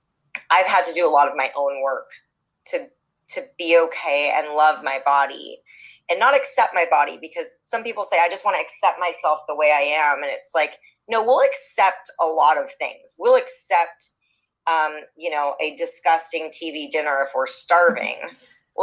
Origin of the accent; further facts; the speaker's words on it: Los Angeles, California, United States; I'm born and raised in Los Angeles